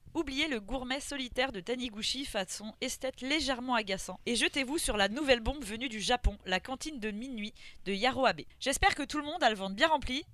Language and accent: French; France; moi ça me semble complètement fou en tant que française